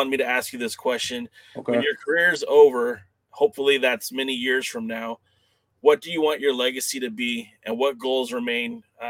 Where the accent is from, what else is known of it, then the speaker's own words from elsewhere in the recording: California, United States; I grew up in Southern California, man, and we're supposed to be WWE kids.